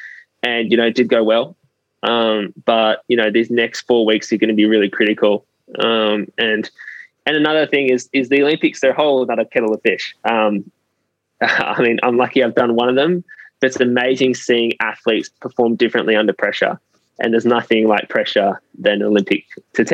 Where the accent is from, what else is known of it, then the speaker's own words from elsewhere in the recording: Australia; being Australian